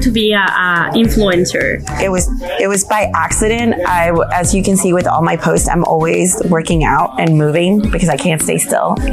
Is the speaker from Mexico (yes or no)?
yes; Acapulco, Guerrero, Mexico; moved away as an adult; now in San Antonio, United States; I am from originally was born and raised in Acapulco, Mexico.